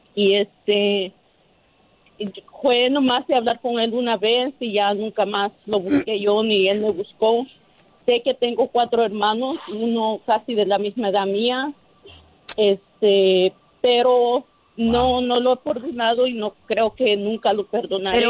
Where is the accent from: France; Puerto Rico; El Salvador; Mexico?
El Salvador; moved away; nosotros somos nacidos, bueno, ah, somos de El Salvador